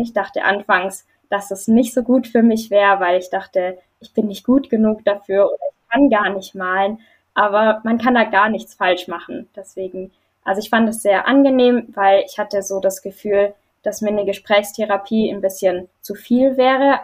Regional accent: Germany; Ich komme aus Deutschland

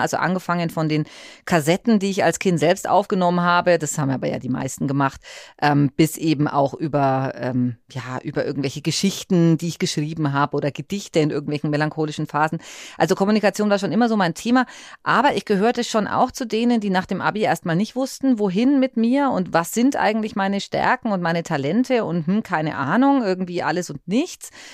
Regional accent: Fürth district, Bavaria, Germany; also born or lived in Böblingen / Nuremberg; ich ähm, selbst bin ja ursprünglich aus dem Landkreis Fürth gekommen

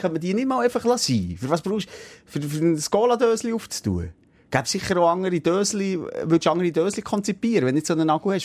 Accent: Switzerland; so sind wir Schweizer

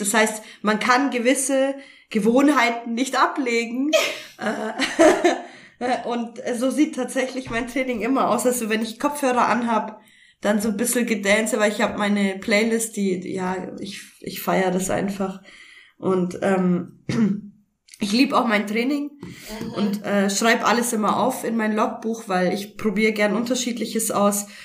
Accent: Augsburg, Bavaria, Germany; now in Karlsruhe, Germany; wohne mittlerweile in Karlsruhe in einem kleinen Dörfchen und komme eigentlich ursprünglich aus Augsburg her

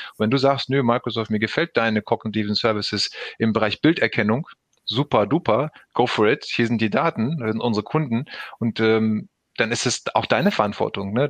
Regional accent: Recklinghausen, North Rhine-Westphalia, Germany; aus dem schönen Recklinghausen hier geboren, aufgewachsen mitten im Ruhrgebiet

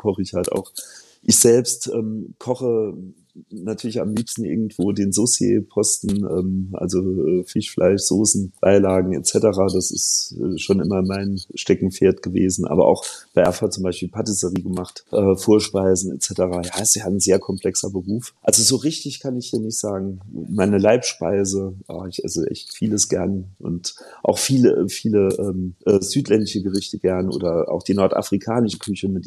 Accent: Saarland, Germany; werfe ich irgendwo noch ein Stück Lione als Saarländer in die Pfanne

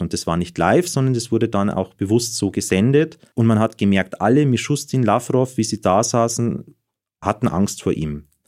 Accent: Germany

